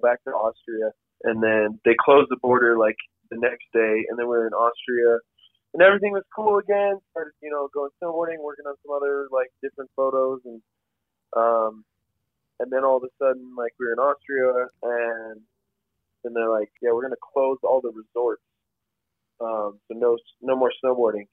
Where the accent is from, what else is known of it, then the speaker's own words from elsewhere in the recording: Colorado, United States; I'm from Colorado